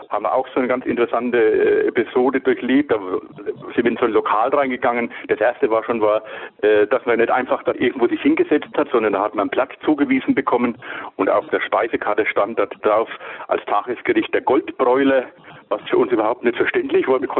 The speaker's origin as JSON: {"language": "German", "region": "Bavaria", "country": "Germany", "said": "Äh, wir sind ja aus Bayern und ja, wir sind eben an diesem Tag, das war ein verregneter Tag, sind wir über die ehemalige Grenzübergangsstelle äh, Meiningen äh, gegangen, gefahren."}